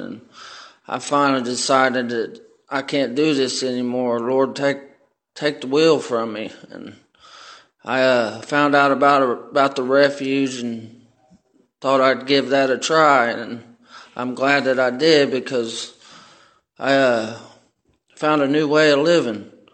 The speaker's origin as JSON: {"language": "English", "town": "Middletown", "region": "Ohio", "country": "United States", "said": "I come from Middletown, Ohio."}